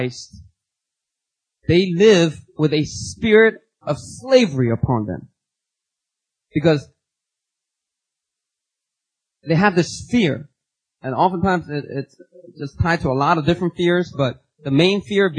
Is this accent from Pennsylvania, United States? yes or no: yes; Philadelphia, Pennsylvania, United States; growing up in Philadelphia, you know, you kind of pick up certain vocabulary words